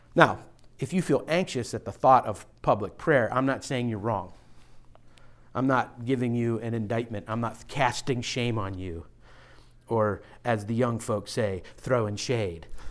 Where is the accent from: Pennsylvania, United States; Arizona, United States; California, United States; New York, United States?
Pennsylvania, United States; Pittsburgh; now in Philadelphia, United States; I'm from Pittsburgh area